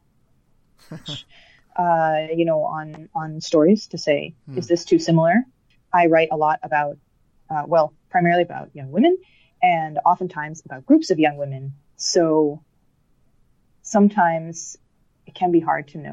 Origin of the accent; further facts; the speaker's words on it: Colorado, United States; now in Denmark; I grew up in Colorado